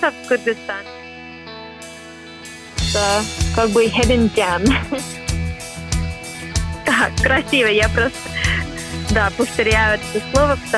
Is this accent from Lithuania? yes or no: no; Boston, Massachusetts, United States; Russian is a second language; moved away as an adult; now in Cambridge, United Kingdom; Мне 23 год, а, года. Я сама родом из Бостона, из Соединенных Штатов, но живу здесь, в Англии, до июня. Потом перееду обратно в США